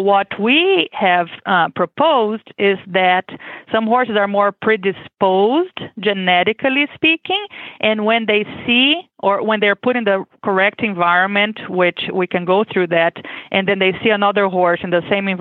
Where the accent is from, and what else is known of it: Brazil; born or raised there; English is a second language; moved away as an adult; now in Kentucky, United States